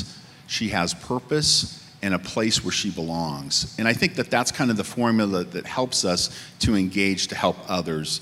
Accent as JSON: {"language": "English", "region": "Midwest", "country": "United States", "also_born_or_lived": "Northern California", "moved": "yes", "said": "I came from the Midwest"}